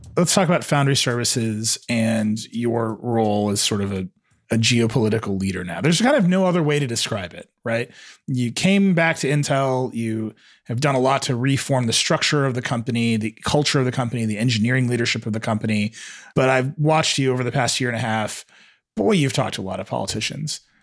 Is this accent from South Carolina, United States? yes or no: no; Wisconsin, United States; my home state of Wisconsin